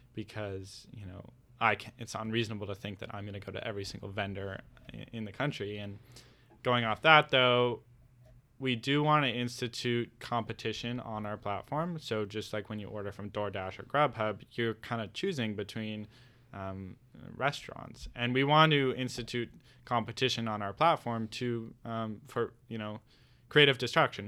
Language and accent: English; Bend, Oregon, United States; I'm from Bend. We have the most breweries per capita in the world